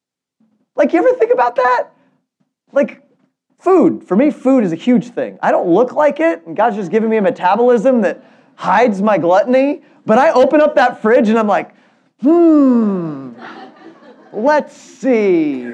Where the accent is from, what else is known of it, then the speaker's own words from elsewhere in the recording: Germany; born there; I was born in Germany, and German is really interesting because they have so many words that you can't quite translate into English.